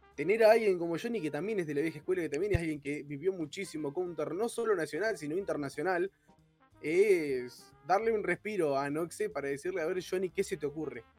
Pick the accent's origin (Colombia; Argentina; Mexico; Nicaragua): Argentina; como del lugar de donde somos argentinos